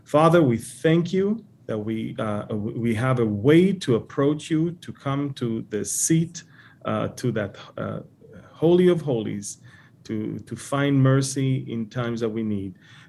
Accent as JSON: {"language": "English", "town": "Montreal", "region": "Quebec", "country": "Canada", "lives_now": "Edmonton, Canada", "said": "I'm here in Edmonton on the western part of Canada, and I want to tell you something. I came from Montreal"}